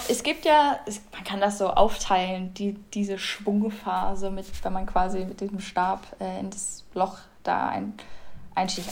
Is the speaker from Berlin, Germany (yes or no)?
no; Bremen, Germany; bei uns in Bremen